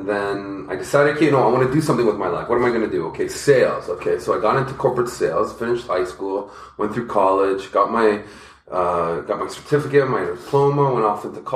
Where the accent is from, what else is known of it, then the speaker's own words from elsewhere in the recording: Toronto, Ontario, Canada; also born or lived in Scarborough; I'm from Toronto